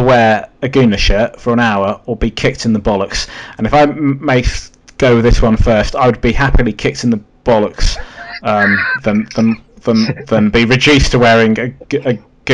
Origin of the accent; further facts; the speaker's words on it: London, United Kingdom; being a Londoner